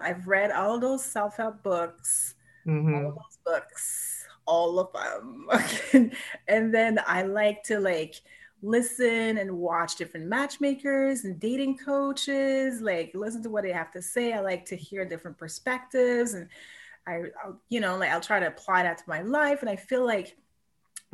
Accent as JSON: {"language": "English", "town": "Montreal", "region": "Quebec", "country": "Canada", "tie": "born or raised there", "also_born_or_lived": "Vancouver", "moved": "as an adult", "said": "I was born and raised in Montreal, right? That's where all my friends and family are"}